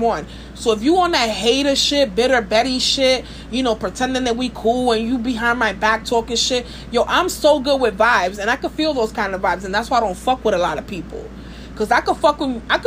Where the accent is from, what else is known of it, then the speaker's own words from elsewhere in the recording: New York City, New York, United States; from Brooklyn. I'm a Scorpio Dominican